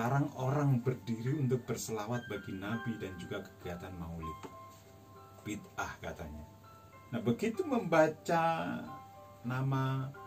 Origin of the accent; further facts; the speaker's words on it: Pati, Central Java, Indonesia; wali Allah yang makbarohnya hanya sekelemparan batu dari kampung saya di Pati.